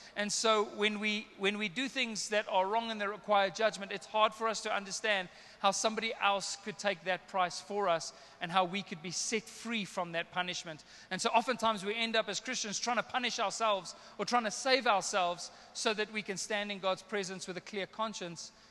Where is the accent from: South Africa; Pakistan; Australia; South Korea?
South Africa; I'm a South African boy, Afrikaans slash English